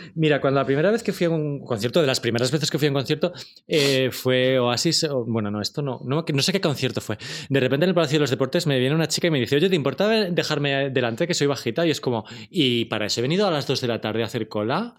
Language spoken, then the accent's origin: Spanish; Torrejón de Ardoz, Community of Madrid, Spain; soy de Torrejón